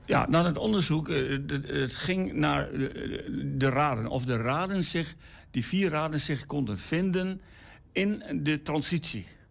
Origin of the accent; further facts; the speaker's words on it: Enschede, Overijssel, Netherlands; ik was dus als kind hier in de Enschede. Ik ben geboren in Enschede